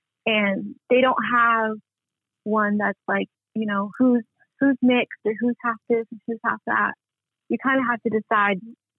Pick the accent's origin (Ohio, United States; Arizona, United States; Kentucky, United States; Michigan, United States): Arizona, United States; Flagstaff; Like I said, I'm both Hopi and Navajo, born and raised in Flagstaff, Arizona. So my whole life, I've been divided between these two cultures of Hopi and Navajo.